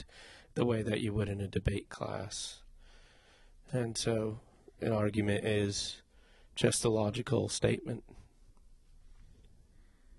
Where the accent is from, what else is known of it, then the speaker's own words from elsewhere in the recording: England, United Kingdom; I'm from England.